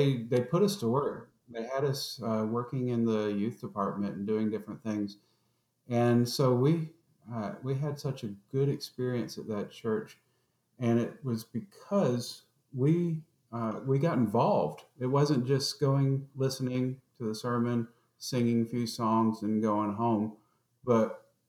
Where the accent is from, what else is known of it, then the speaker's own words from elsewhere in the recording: Atlanta, Georgia, United States; And we grew up in Southwest Atlanta, in Georgia.